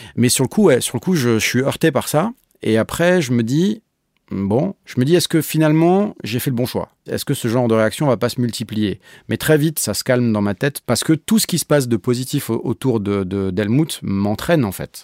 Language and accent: French; Paris, Île-de-France, France; je suis un Parisien ex-commercial